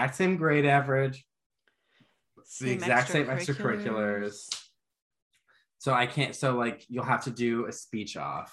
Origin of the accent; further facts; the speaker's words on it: Michigan, United States; I am from Michigan.